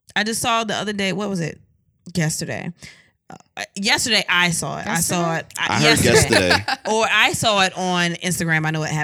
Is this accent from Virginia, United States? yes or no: yes; Virginia, United States; I am from Virginia